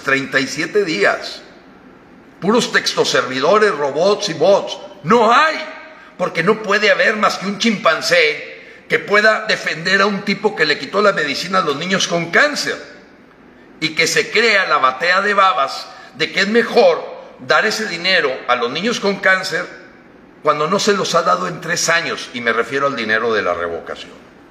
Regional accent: Mexico; aquí somos los mexicanos

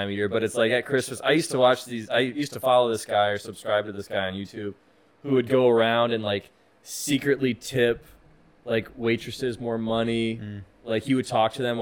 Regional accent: Green Bay, Wisconsin, United States; now in Phoenix, United States; I'm from Green Bay, Wisconsin

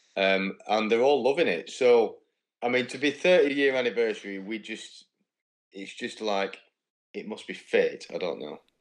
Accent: United Kingdom; being British

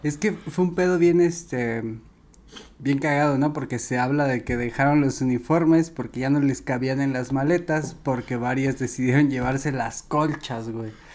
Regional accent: Mexico

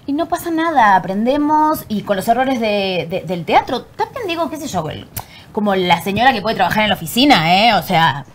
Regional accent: Argentina; moved away as an adult; now in Mexico; nací en Argentina y la verdad que mi infancia fue muy feliz

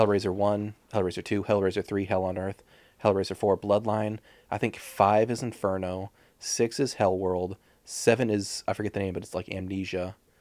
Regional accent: United States; I'm an American

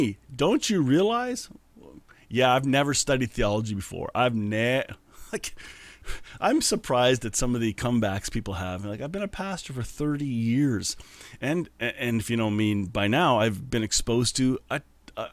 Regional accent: Canada; I'm Canadian

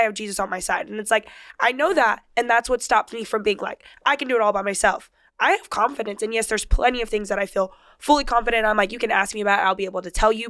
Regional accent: Rancho Cucamonga, California, United States; I grew up in Rancho Cucamonga

